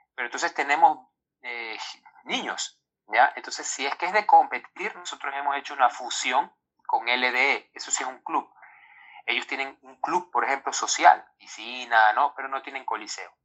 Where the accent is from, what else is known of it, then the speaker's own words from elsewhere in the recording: Ecuador; nosotros los ecuatorianos